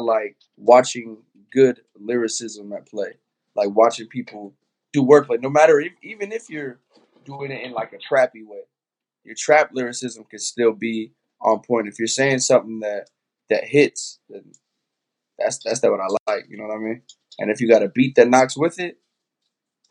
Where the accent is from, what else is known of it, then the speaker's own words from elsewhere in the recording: Albuquerque, New Mexico, United States; I'm from New Mexico, man. Albuquerque, New Mexico